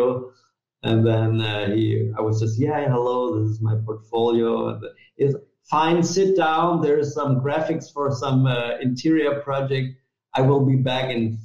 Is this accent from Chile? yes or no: no; Munich, Bavaria, Germany; also born or lived in Italy / Hamburg / Bangkok / Vienna; I was born in Italy, but then my family moved to Munich when I was basically a year old. So I would say I'm from Munich